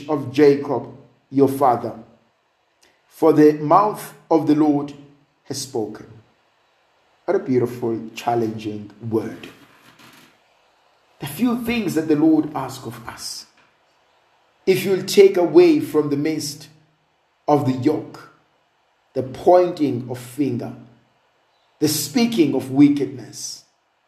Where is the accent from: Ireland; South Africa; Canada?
South Africa; I'm a South African